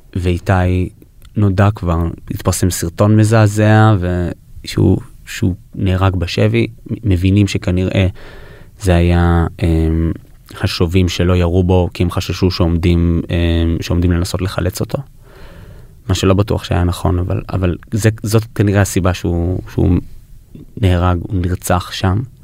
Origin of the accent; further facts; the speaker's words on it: New York, United States; נולדתי בניו יורק, ההורים שלי ישראלים, אבל היינו באים לבקר הרבה בקיבוץ